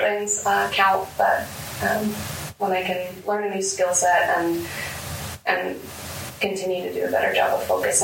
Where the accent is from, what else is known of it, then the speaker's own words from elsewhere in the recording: Omaha, Nebraska, United States; also born or lived in Tennessee; I grew up in North Omaha, graduated from Omaha North before I went to school out of state